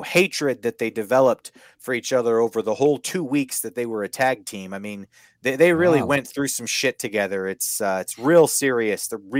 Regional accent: Canada; I'll get back to being silly Canadian

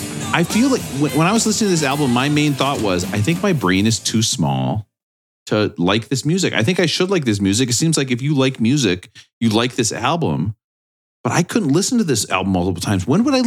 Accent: near Cannon Falls, Minnesota, United States; moved away; also born or lived in New York; this album is recorded close to my hometown in Cannon Falls at Pachyderm Studio.

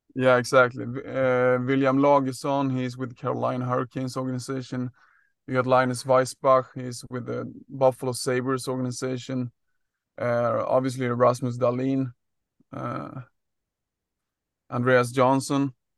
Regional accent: Sweden; also born or lived in Gothenburg, Sweden; my background is, uh, growing up in Sweden, played soccer and ice hockey as, as, uh, most, uh, people do, I would say, in Sweden.

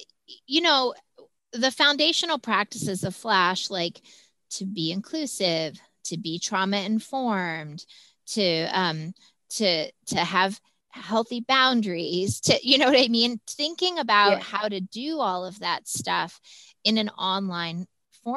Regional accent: Texas, United States; I'm from Texas

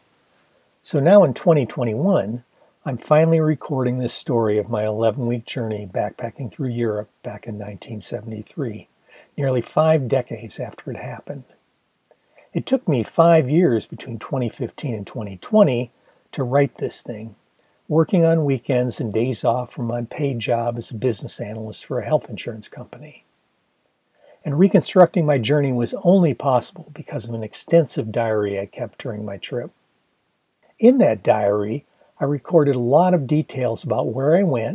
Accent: Ann Arbor, Michigan, United States; moved away as an adult; also born or lived in Los Angeles; graduating the previous June from Pioneer High in my hometown of Ann Arbor, Michigan

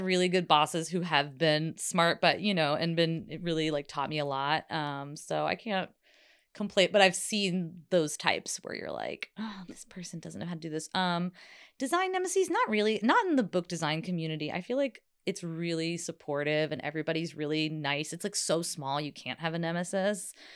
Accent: South Carolina, United States; moved away; also born or lived in New Jersey; I grew up in the South

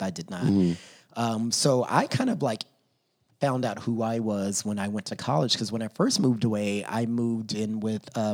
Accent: Southern Texas, United States; I grew up in Texas, Southern Texas

